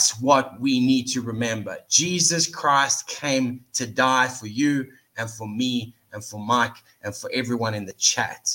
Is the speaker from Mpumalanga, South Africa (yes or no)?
no; Johannesburg, Gauteng, South Africa; it's my hometown